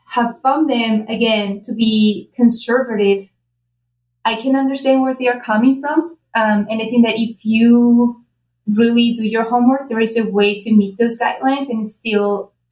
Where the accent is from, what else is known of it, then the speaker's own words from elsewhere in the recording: Spain; now in United States; I'm originally from Spain